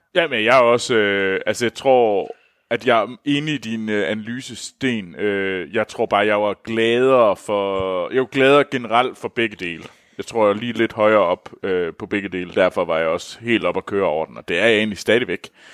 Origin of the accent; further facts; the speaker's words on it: North of the Limfjord, North Denmark Region, Denmark; Jeg kommer Nordenfjords fra, så jeg bruger aldrig ræb